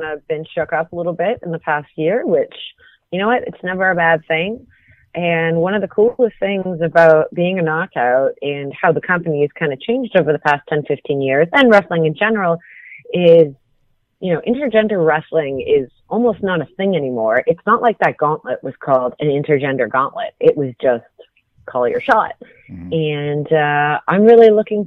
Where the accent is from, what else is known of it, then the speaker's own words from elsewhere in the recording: Canada; I grew up in Canada